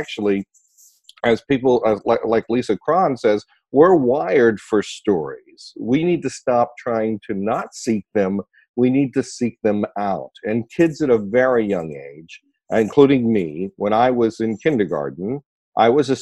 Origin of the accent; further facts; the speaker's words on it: Ohio, United States; My mother and father are from West Virginia, and I was born in Ohio